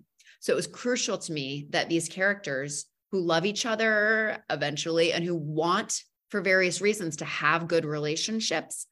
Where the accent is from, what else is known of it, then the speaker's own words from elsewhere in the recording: New England, United States; I grew up outside of New York. I grew up middle class in New England.